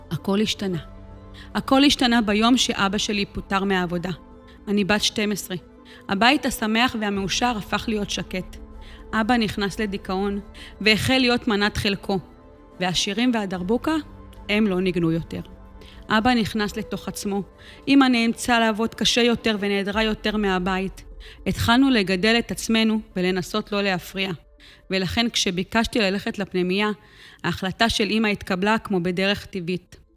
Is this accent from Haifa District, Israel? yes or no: yes; Or Akiva, Haifa District, Israel; גדלתי כאן, באור עקיבא. אני הגדולה מבין שלושה אחים.